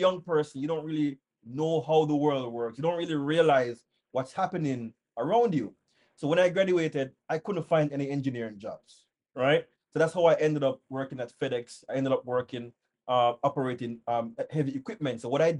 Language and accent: English; Jamaica; moved away as an adult; So as you said, I'm from Jamaica, originally from Jamaica.